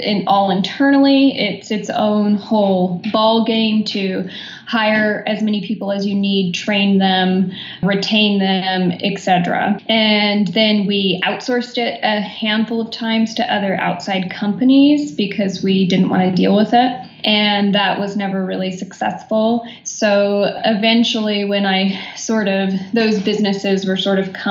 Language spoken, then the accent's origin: English; Arizona, United States; moved away as an adult; also born or lived in New York; I grew up in Arizona, graduated with a theater degree, did the old move to New York thing to pursue acting